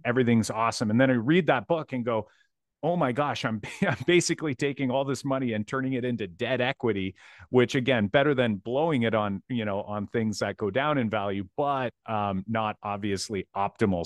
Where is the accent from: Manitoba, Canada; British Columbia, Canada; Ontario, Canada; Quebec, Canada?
Ontario, Canada; Windsor; I'm from Windsor, Ontario